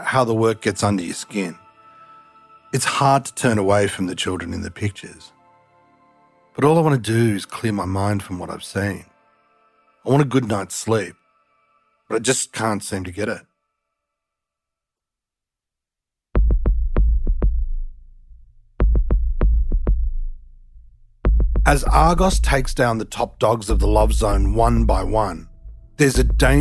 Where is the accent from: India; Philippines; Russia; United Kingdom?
India; I'm Indian